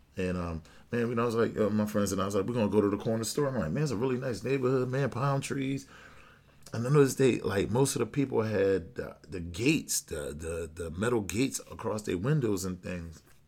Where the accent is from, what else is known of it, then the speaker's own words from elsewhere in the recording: United States; being an American man